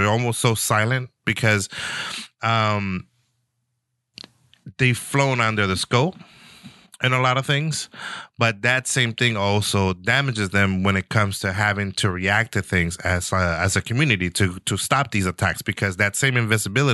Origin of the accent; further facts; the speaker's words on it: San Francisco, California, United States; me growing up in San Francisco